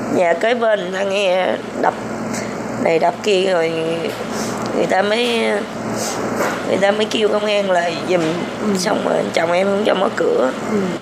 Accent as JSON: {"language": "Vietnamese", "area": "Phuoc Sang commune", "region": "Binh Duong", "country": "Vietnam", "tie": "born or raised there", "moved": "yes", "said": "em quê quán ở ừ, em nhớ là ở tỉnh bình dương xã Phước Sang"}